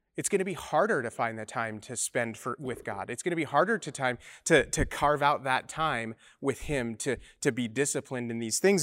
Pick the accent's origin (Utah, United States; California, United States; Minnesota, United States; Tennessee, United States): Utah, United States; moved away; I come from Mormon land, uh, in Utah